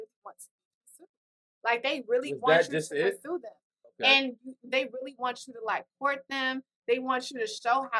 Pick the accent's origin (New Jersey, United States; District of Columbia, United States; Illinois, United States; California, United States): Illinois, United States; Chicago; growing up in Chicago, because I had, like, family